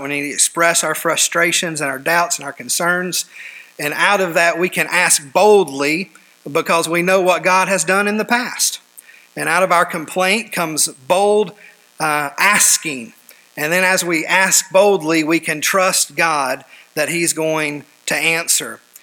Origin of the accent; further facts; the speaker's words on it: United States; us as American believers today